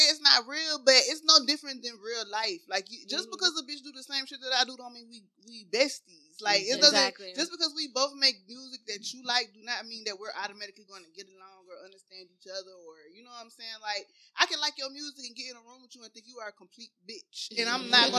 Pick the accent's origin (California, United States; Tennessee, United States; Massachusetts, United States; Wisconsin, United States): Tennessee, United States; Chattanooga; I'm from Chattanooga, Tennessee. I ain't never been nowhere